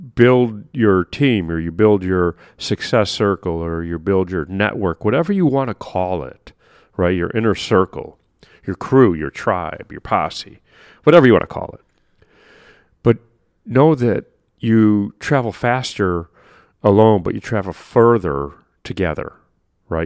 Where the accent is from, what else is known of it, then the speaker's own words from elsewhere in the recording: Chicago, Illinois, United States; I'm from Chicago